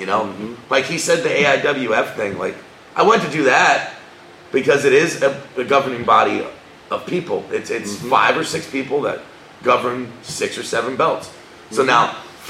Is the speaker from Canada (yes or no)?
no; Broward, Miami area, Florida, United States; moved away as an adult; also born or lived in Davie, Florida; now in Central Florida, United States; I grew up in Broward, in Miami area. And, you know, I've been thinking about moving back.